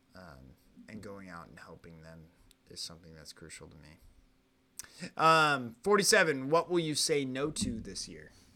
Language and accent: English; Oklahoma, United States; I always say American or I'm from Oklahoma